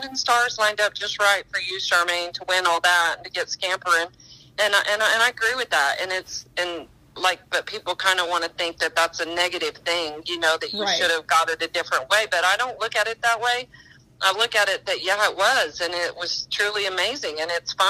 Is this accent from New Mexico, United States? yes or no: yes; northeast New Mexico, United States; I grew up in New Mexico, in northeast New Mexico